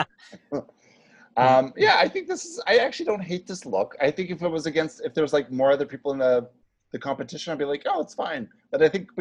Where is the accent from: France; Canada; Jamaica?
Canada; Northern Prairies, Saskatchewan; now in New York, United States; I'm from the Northern Prairies